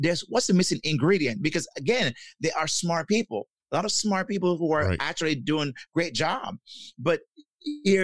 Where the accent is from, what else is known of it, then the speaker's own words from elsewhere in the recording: Jamaica; I'm from Jamaica, and growing up in Jamaica, we were taught that we should not show our emotions